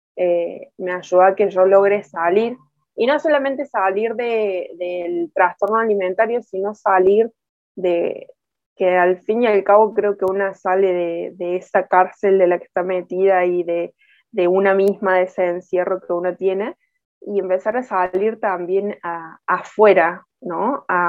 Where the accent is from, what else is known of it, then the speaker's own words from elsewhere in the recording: Córdoba, Argentina; soy muy cordobesa, muy argentina